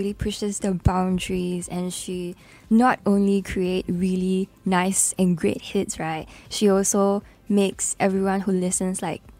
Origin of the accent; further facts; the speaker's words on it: Singapore; what my identity is as a Singaporean.